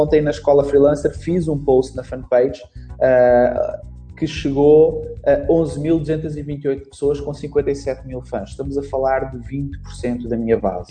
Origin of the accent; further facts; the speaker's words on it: Portugal; accent: European Portuguese; also born or lived in Brazil; eu sou brasileiro, mas vim para Portugal com 3 anos, então perdi praticamente o sotaque